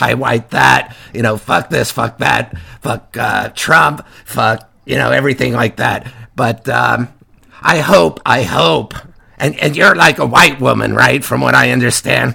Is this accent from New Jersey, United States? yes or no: yes; Kearny, New Jersey, United States; I'm from Kearney, New Jersey